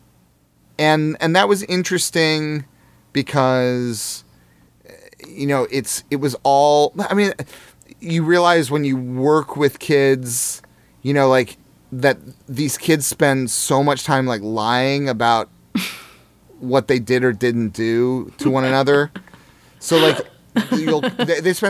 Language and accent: English; Jefferson City, Missouri, United States; moved away; I grew up in Jefferson City